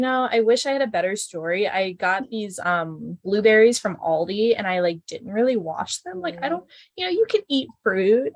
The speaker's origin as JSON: {"language": "English", "town": "Pensacola", "region": "Florida", "country": "United States", "tie": "born or raised there", "lives_now": "Tampa, United States", "said": "my hometown, Pensacola."}